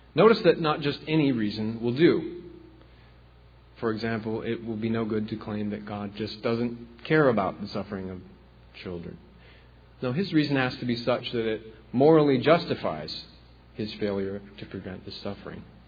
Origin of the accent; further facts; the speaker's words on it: the Corn Belt, Midwest, United States; I'm from the Corn Belt myself, the Midwest